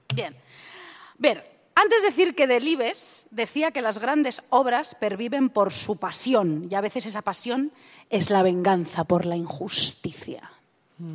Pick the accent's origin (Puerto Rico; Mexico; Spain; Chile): Spain; Madrid, Community of Madrid; soy yo de Madrid